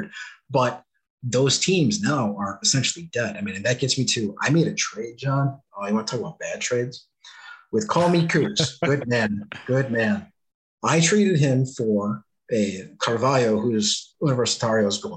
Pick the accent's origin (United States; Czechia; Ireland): United States; I'm from the States.